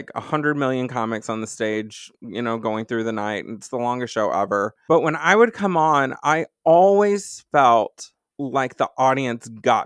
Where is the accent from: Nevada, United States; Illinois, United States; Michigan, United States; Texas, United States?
Texas, United States; Dallas; moved away as an adult; also born or lived in New York City / Los Angeles; now in Madison, United States; Dallas is my hometown where I grew up